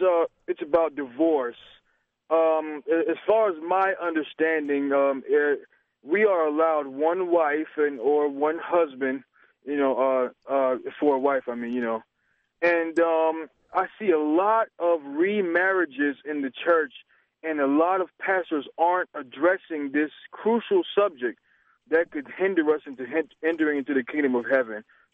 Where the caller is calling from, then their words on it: Hilton Head Island, South Carolina, United States; I'm from Hilton Head Island, South Carolina.